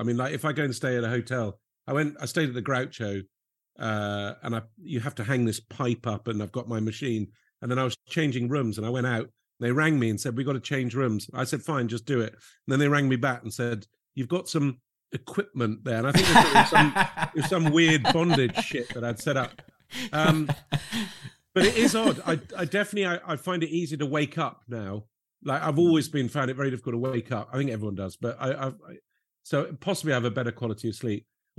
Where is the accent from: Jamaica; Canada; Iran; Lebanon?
Lebanon; And I grew up in Lebanon, where comedy was not really big on the agenda, and people I used to really admire were like travel writers.